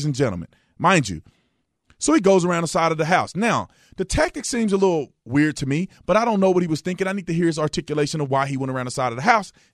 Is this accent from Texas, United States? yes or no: yes; Fort Worth, Texas, United States; I grew up in Fort Worth, Texas, right? I grew up in Fort Worth, not in this particular area, but my whole life I spent in Fort Worth